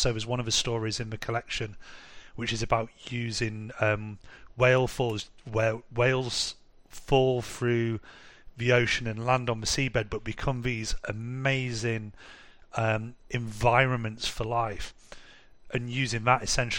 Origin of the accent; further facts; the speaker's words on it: England, United Kingdom; now in Munich, Germany; So I live in Munich now, but we're from England originally.